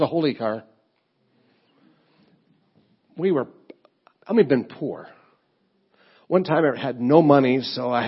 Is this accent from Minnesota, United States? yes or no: yes; Rochester, Minnesota, United States; moved away; also born or lived in Illinois; I'm from Rochester, Minnesota, the home of the Mayo Clinic or the sick people. My dad's a teacher, so we were kind of poor